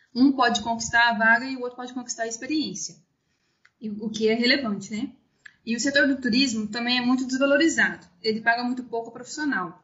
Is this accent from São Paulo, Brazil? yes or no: no; interior of Minas Gerais, Brazil; moved away as an adult; also born or lived in Ouro Preto; eu sou do interior de Minas Gerais, na cidade de Pitani